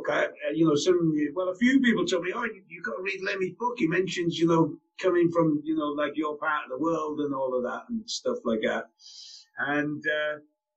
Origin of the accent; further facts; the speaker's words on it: North Wales, United Kingdom; moved away; also born or lived in Peterborough; being Welsh